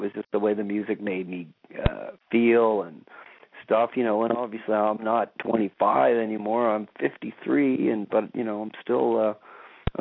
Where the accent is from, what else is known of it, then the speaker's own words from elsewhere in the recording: Jacksonville, Florida, United States; now in Canada; I grew up in Jacksonville, Florida, and I feel like it's my second home